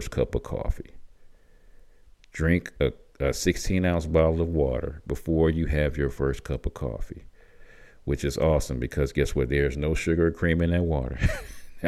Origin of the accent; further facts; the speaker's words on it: Michigan, United States; moved away; also born or lived in Tucson, Arizona; I grew up in Michigan